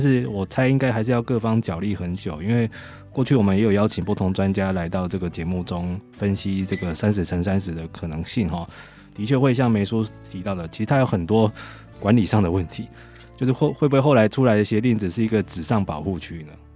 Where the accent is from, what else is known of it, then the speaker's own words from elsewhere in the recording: Taiwan; 以我们台湾人来说